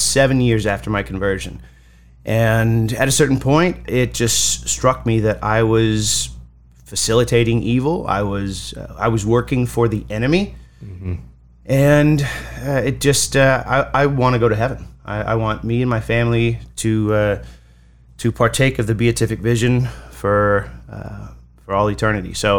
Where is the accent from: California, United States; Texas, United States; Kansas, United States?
California, United States; Los Angeles; moved away as an adult; I grew up mostly in Hollywood, making movies